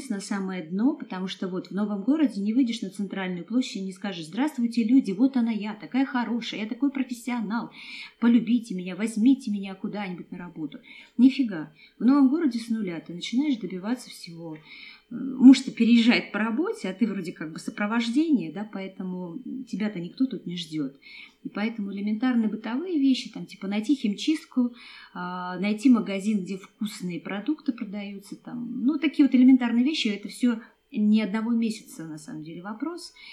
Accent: Kazakhstan; Хоть мы и кочевники, я из Казахстана, я родилась в Казахстане, и нам нравится переезжать

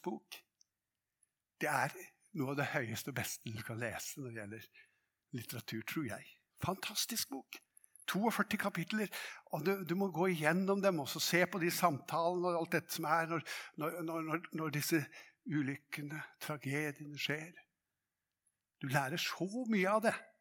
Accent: Hadeland, Innlandet, Norway; på Hadeland der jeg vokste opp

